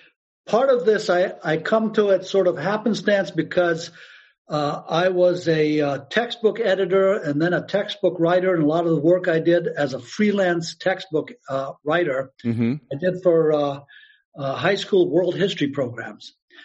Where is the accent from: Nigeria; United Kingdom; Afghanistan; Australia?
Afghanistan; born there; you know, I was born in Afghanistan. My mother was the first American woman to marry an Afghan and go live there.